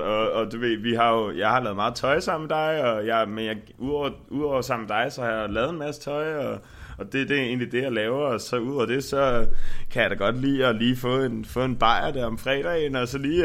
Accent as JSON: {"language": "Danish", "town": "Frederiksberg", "region": "Capital Region of Denmark", "country": "Denmark", "also_born_or_lived": "Nørrebro", "lives_now": "Copenhagen, Denmark", "said": "jeg kommer fra Frederiksberg"}